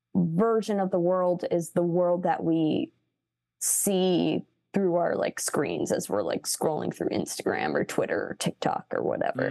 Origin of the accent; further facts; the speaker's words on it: Chicago, Illinois, United States; I grew up in Chicago